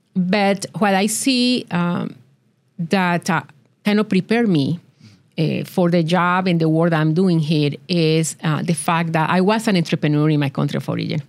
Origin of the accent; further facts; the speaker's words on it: Colombia; English is a second language; moved away as an adult; now in Tulsa, United States; I was born in Colombia. I grew up in there, and I attended college